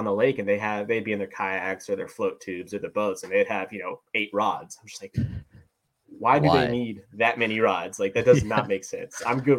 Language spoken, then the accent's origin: English; Ridgecrest, California, United States; moved away as an adult; also born or lived in Petaluma, California; So I'm from Southern California, actually. I'm from this little town in the middle of nowhere called Ridgecrest, California. It's just east of Lake Isabella.